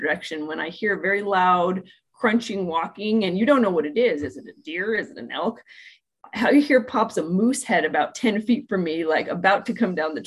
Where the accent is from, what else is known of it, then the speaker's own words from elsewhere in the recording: Seattle, Washington, United States; moved away as an adult; also born or lived in Davis, California; now in Coeur d'Alene, United States; I grew up in Seattle